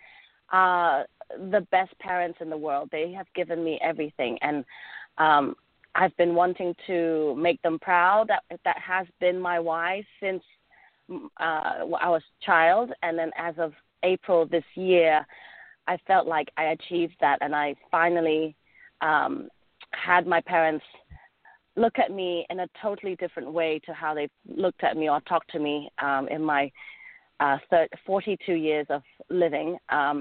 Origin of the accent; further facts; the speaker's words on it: England, United Kingdom; accent: English; moved away as an adult; also born or lived in Hong Kong; now in Southern California, United States; I am originally from Hong Kong, and I grew up in England, so you kind of may hear that slight twang in my voice. That's my English accent coming through.